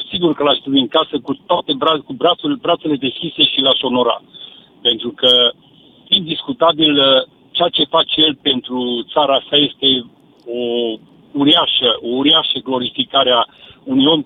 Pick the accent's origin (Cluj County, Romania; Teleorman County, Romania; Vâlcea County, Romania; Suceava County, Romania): Cluj County, Romania; Cluj-Napoca; eu sunt din Cluj cu oraș universitar și sunt chiar și universitar.